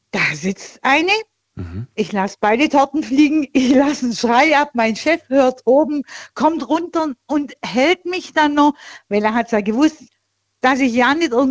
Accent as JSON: {"language": "German", "town": "Tuttlingen", "region": "Baden-Württemberg", "country": "Germany", "said": "bei, bei Tuttlingen in da, der Nähe"}